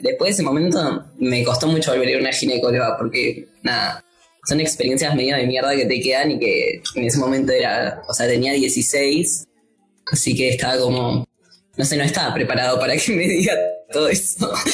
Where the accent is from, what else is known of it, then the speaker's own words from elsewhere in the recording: Morón, Buenos Aires Province, Argentina; Yo tuve que ir al municipio de Morón. Ahí vas y decís como, bueno, yo nací, me registraron acá